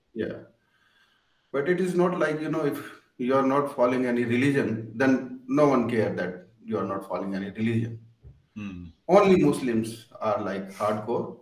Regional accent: Delhi, India; English is a second language; I'm not from Punjab. I'm from Delhi

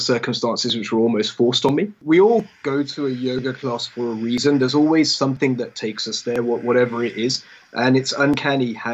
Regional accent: England, United Kingdom; I grew up in England, and I went to a very English school

